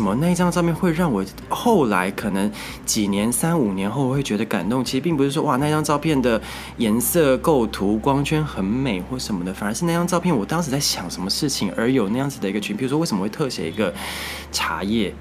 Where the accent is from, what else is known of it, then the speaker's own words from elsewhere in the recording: Taichung, Taiwan; moved away as an adult; also born or lived in Nantou; now in Taipei, Taiwan; 因为我是台中人